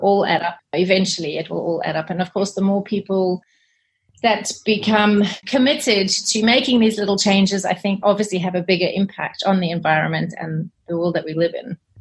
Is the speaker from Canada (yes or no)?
no; South Africa; moved away as an adult; also born or lived in Zimbabwe / Australia; now in United Kingdom; I was born in Zimbabwe and okay. I grew up in South Africa.